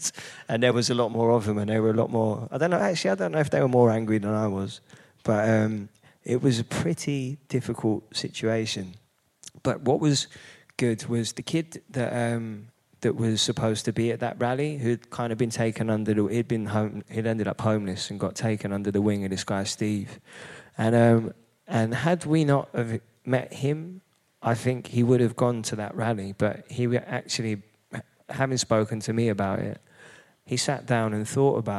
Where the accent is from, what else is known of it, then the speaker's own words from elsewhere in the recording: London, United Kingdom; I grew up in Hackney